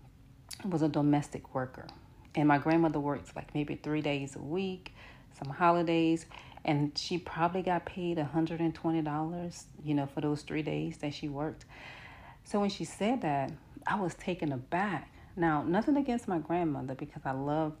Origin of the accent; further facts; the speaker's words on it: New Orleans, Louisiana, United States; I'm from New Orleans and I'm from the Florida Projects